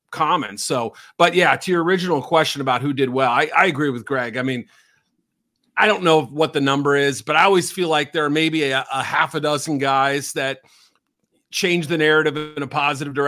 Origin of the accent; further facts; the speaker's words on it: New England, United States; I grew up in New England, I should say, and not too far from UNH